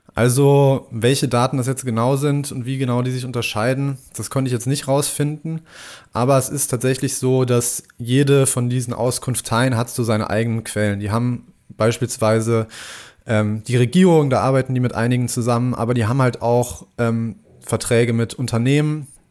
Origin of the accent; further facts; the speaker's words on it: Germany; als Deutscher